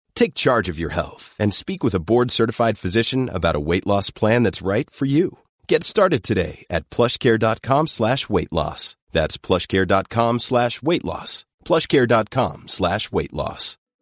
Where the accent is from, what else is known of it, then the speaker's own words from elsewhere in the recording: Canada; I grew up in Canada.